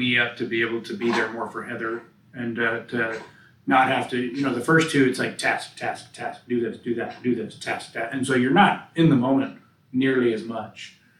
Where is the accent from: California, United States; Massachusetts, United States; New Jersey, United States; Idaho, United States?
California, United States; I grew up in California.